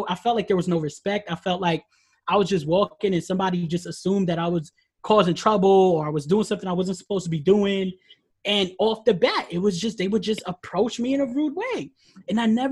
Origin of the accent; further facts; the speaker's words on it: Mott Haven, New York, United States; I grew up in the Mohaven area